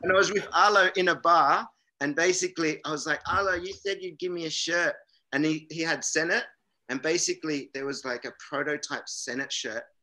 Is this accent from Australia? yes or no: yes; south of Jervis Bay, New South Wales, Australia; my hometown